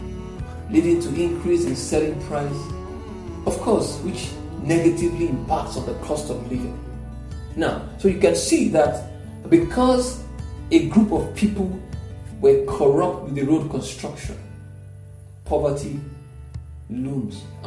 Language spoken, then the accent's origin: English; Nigeria; I'm a Nigerian